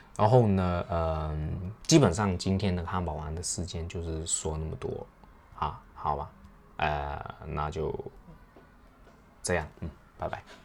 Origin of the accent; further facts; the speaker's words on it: China; 我们亚洲人，特别是我们中国人